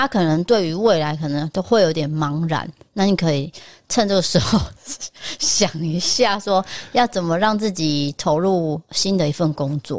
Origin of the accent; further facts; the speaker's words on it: Taiwan; 但是我们台湾人就可能不是啊